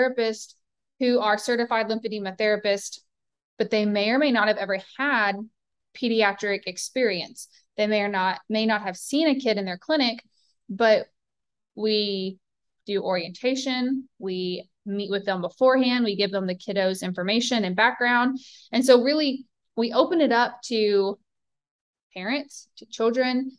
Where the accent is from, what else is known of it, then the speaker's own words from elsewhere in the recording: Southern United States, United States; accent: Southern; my Southern accent